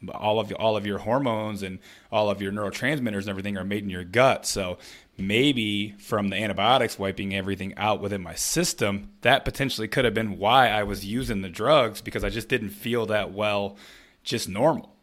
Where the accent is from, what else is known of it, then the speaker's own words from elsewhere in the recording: Flint, Michigan, United States; growing up in Flint, Michigan